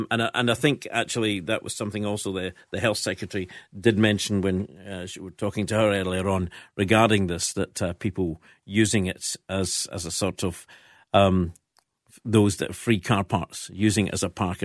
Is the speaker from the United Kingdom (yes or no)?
yes; Fife, Scotland, United Kingdom; I was brought up in Fife